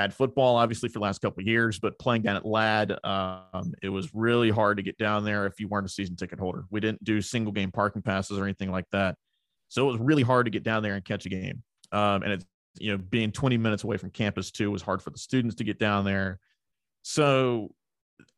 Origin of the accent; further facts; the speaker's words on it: Mobile, Alabama, United States; a Mobile native and a South grad